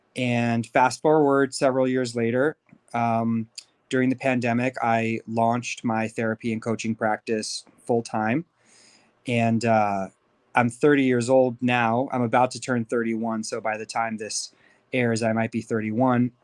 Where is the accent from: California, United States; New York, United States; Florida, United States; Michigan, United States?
California, United States; Beverly Hills; also born or lived in Los Angeles; I was, uh, born and raised in L A to Persian Jewish parents. Um, I grew up in Beverly Hills